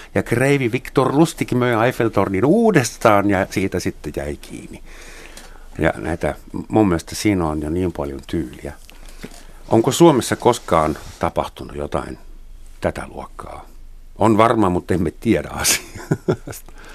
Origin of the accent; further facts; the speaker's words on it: Germany; mä saksalaisena